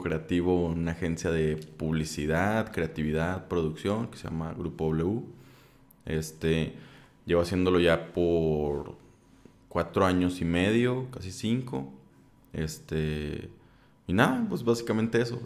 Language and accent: Spanish; Saltillo, Coahuila, Mexico; yo soy de Saltillo